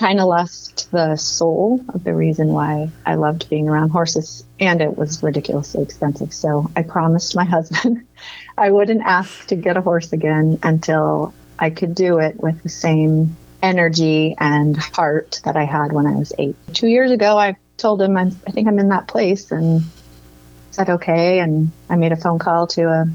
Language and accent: English; Southern California, United States; moved away as an adult; now in Denver, United States; I grew up in Southern California in a kind of deserty climate